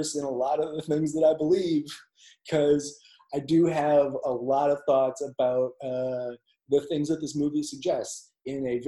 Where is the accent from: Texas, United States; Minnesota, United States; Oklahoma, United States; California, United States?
Minnesota, United States; Minneapolis; I was born and raised in Minneapolis